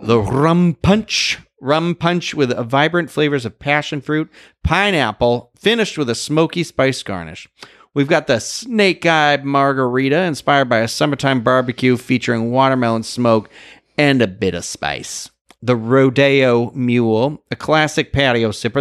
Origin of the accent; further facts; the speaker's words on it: Boston, Massachusetts, United States; I'm from Boston.